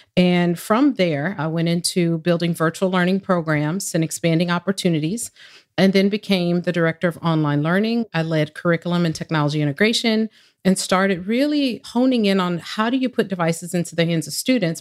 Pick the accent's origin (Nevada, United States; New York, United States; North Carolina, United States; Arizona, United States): Arizona, United States; Phoenix; I grew up in Phoenix